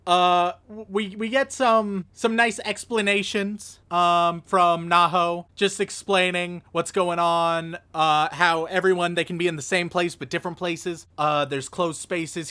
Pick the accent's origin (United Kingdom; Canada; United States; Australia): United States; I'm an American